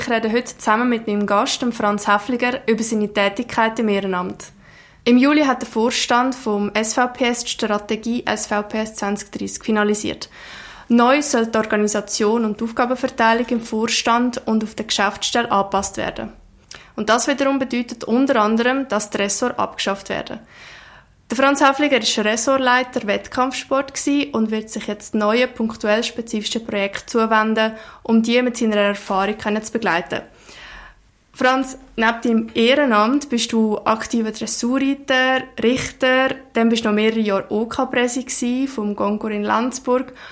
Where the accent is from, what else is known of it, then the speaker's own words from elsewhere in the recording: Zwolle, Overijssel, Netherlands; Ja, also nicht ganz ursprünglich. Ich bin in Zwolle aufgewachsen, ja. aber mein Herz ist in Lenzburg.